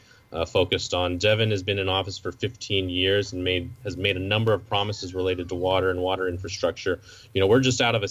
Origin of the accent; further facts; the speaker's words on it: Visalia, California, United States; I grew up in Visalia, and after I finished law school, I moved back with my wife